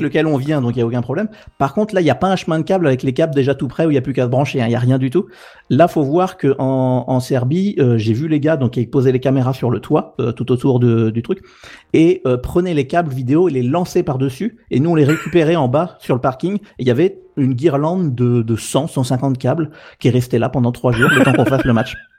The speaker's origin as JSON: {"language": "French", "region": "Normandy", "country": "France", "also_born_or_lived": "Paris", "moved": "yes", "said": "je suis français de Normandie"}